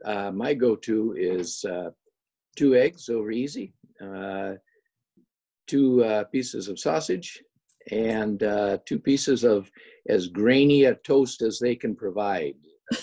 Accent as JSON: {"language": "English", "town": "Rogers City", "region": "Michigan", "country": "United States", "tie": "born or raised there", "said": "born and raised in Rogers City, Michigan, and at a time when Rogers City had twice the population that it currently has, so a little larger."}